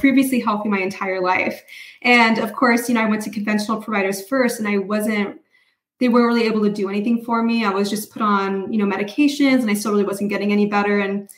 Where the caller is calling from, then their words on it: Reno, Nevada, United States; Reno, Nevada.